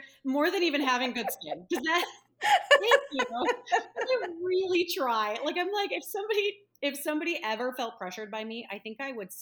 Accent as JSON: {"language": "English", "region": "Minnesota", "country": "United States", "also_born_or_lived": "Los Angeles", "moved": "as an adult", "said": "I'm from Minnesota"}